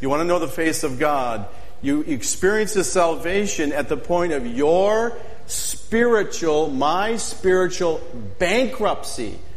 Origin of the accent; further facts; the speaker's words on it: Midwest, United States; I mean, I grew up in the Midwest, and at lunchtime, I'm sitting.